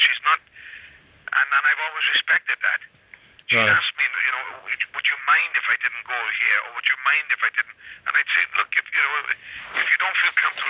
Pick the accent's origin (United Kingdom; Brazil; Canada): United Kingdom; Wales; When I was growing up in Wales